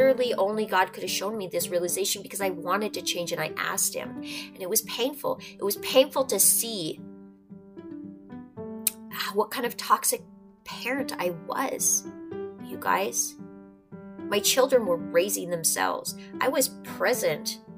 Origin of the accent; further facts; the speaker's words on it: North Dakota, United States; I'm from North Dakota. I'm Norwegian and Spanish and a little bit of everything else in between.